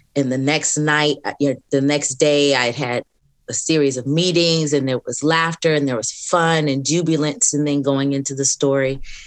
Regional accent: Southern California, United States; moved away as an adult; now in Atlanta, United States; I'm from California, from Southern California

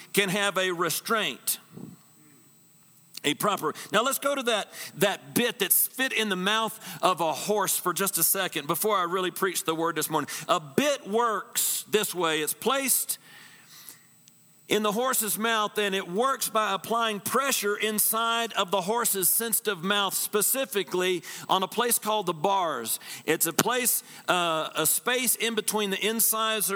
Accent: Texas, United States; I'm from Texas.

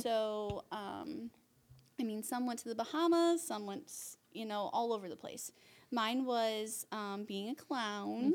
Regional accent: Huntington, United States; also born or lived in Ohio; we're from Huntington, but then we moved to Ohio for a little

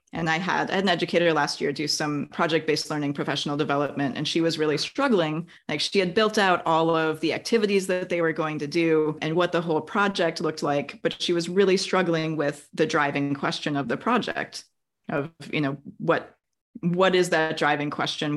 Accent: Wisconsin, United States; now in California, United States; I grew up in Wisconsin

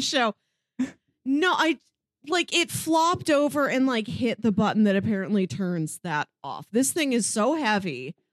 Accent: Midwest, United States; as a Midwesterner

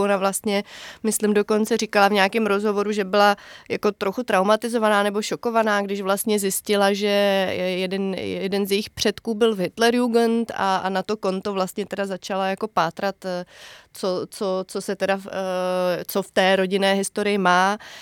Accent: Semily, Liberec Region, Czechia; also born or lived in Jilemnice; ty moje rodné semily, respektive já jsem se narodila v Jilemnici

